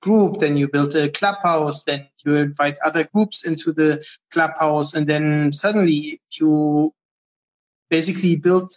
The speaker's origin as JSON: {"language": "English", "country": "Germany", "tie": "born or raised there", "also_born_or_lived": "Berlin", "moved": "yes", "lives_now": "Israel", "said": "I grew up in Germany."}